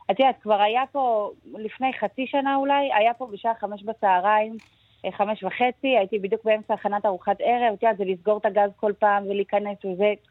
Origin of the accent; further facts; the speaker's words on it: Gush Etzion, Judea and Samaria, Israel; אני, אני גדלתי בגוש עציון, אה, בצל האינתיפאדה השנייה.